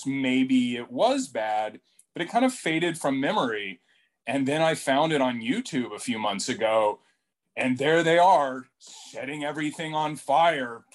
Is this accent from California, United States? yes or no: no; Dallas, Texas, United States; also born or lived in Houston, Texas; I grew up in Dallas